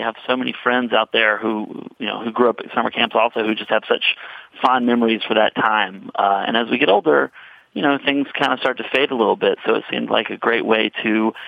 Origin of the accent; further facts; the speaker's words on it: Mississippi, United States; I grew up in Mississippi.